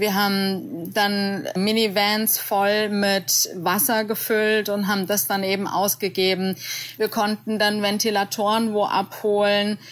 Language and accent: German; Frankfurt, Hesse, Germany; now in Vancouver, Canada; wie man bei uns in Frankfurt sagt, einfach babbisch